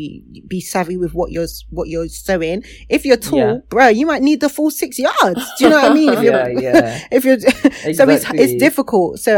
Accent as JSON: {"language": "English", "country": "Nigeria", "moved": "yes", "lives_now": "Manchester, United Kingdom", "said": "as a Nigerian now"}